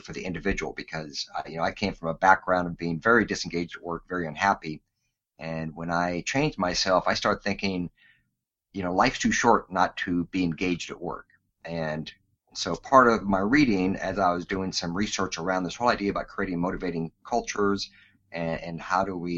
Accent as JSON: {"language": "English", "region": "Alaska", "country": "United States", "tie": "born or raised there", "said": "Born and raised in Alaska"}